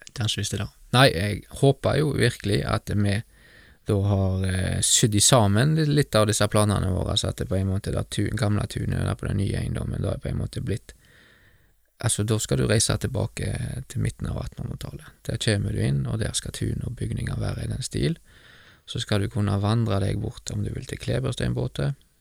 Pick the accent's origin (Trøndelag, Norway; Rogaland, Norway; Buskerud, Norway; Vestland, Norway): Vestland, Norway; Bømlo; Gullveggen gardstun der jeg vokste opp